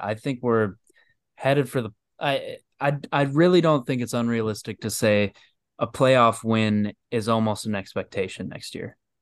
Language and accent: English; Michigan, United States; I'm from Michigan